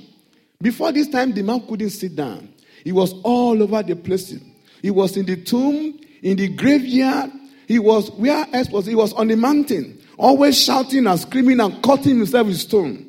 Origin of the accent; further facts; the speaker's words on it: Nigeria; accent: Nigerian English; English is a second language; now in United Kingdom